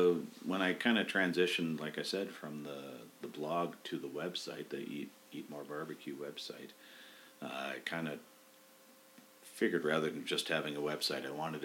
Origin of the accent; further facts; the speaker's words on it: Winnipeg, Manitoba, Canada; now in Calgary, Canada; And I grew up in Winnipeg.